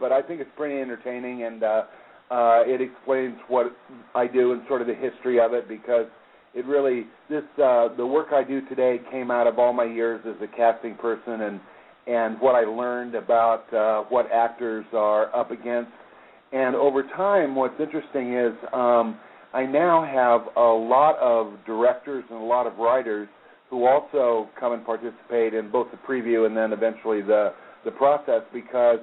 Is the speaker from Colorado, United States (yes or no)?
yes; Aurora, Colorado, United States; moved away; also born or lived in Hollywood; I was raised in Aurora, Colorado